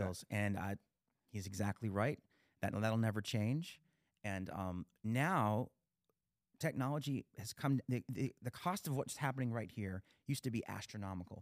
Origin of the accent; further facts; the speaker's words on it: Pennsylvania, United States; moved away as an adult; also born or lived in Pittsburgh; now in Las Vegas, United States; I've been in town for about twenty years. I'm from Pennsylvania originally